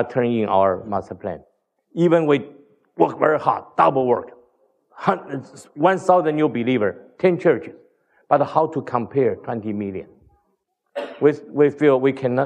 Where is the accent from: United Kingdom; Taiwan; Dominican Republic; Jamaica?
Taiwan; moved away; also born or lived in Hong Kong / United States; we come from Taiwan